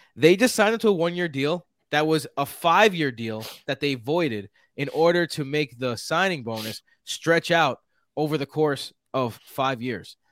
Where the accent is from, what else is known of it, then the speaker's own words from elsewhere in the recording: New York City, New York, United States; accent: Queens; I have the most Queens accent of anyone she's ever